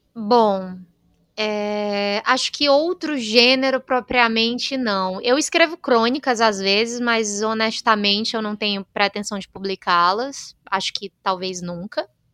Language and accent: Portuguese; Northeast Region, Brazil; eu venho do Nordeste